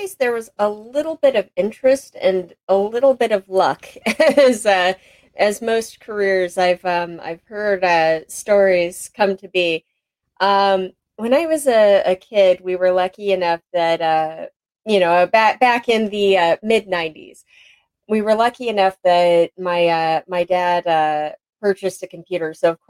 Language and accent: English; Anchorage, Alaska, United States; I was born and raised in Anchorage, Alaska.